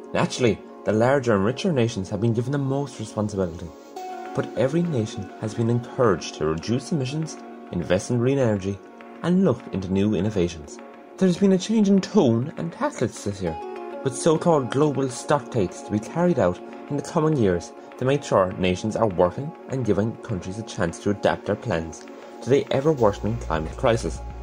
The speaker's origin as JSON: {"language": "English", "area": "East Galway", "region": "Connacht", "country": "Ireland", "said": "I'm 16, I'm from East Galway"}